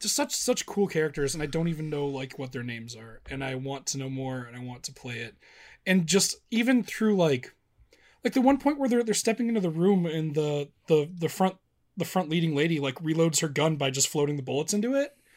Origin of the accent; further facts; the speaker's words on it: Midwest, United States; I'm from the Midwest